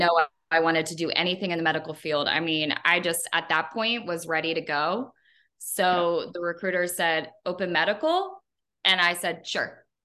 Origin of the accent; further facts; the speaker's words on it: Northern Kentucky, United States; I'm from Kentucky. I grew up in a smaller city in Northern Kentucky.